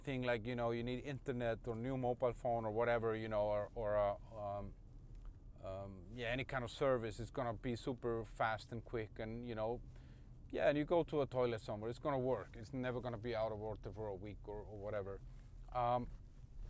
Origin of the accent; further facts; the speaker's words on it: Iceland; moved away as an adult; also born or lived in Copenhagen, Denmark; now in Prague, Czech Republic; when I moved from Iceland to Copenhagen